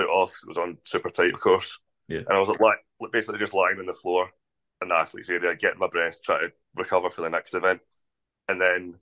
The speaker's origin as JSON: {"language": "English", "region": "Scotland", "country": "United Kingdom", "tie": "born or raised there", "said": "the biggest venue in my hometown"}